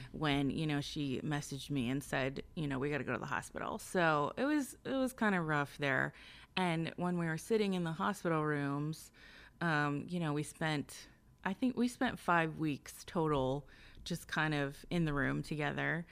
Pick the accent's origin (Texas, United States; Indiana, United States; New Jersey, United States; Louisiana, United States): Indiana, United States; Lawrenceburg; now in northern Kentucky, United States; I'm from southeastern Indiana, like the Lawrenceburg area